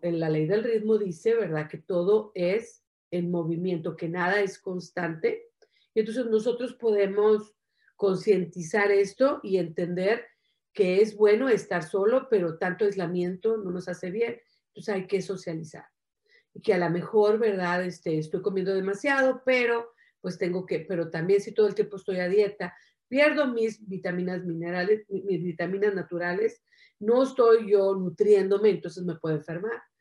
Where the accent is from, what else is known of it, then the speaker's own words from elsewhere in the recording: Mexico; soy mexicana.